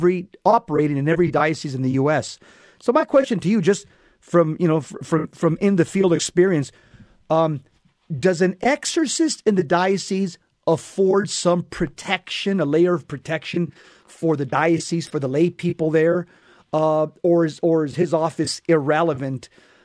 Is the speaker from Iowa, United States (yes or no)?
no; Los Angeles, California, United States; because I came from Los Angeles, there were six sub-dioceses within the archdiocese